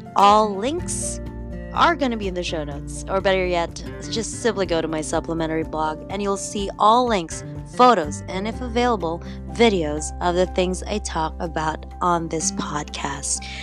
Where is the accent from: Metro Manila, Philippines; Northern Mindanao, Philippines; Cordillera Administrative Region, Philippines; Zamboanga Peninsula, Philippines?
Northern Mindanao, Philippines; Cagayan de Oro; accent: slight Filipino accent; also born or lived in London, England; now in Toronto, Canada; I was born in the Philippines, born and raised there in Cagayan de Oro